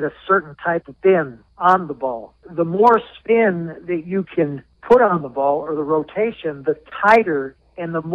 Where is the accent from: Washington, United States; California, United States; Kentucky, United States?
California, United States; Southern; also born or lived in Pittsburgh area; now in Jacksonville, United States; I grew up in Southern California